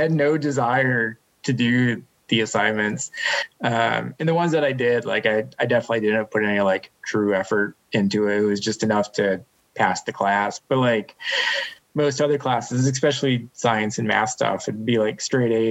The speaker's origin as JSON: {"language": "English", "region": "Western Massachusetts", "country": "United States", "tie": "born or raised there", "said": "I grew up in Western Massachusetts, one of the bigger cities"}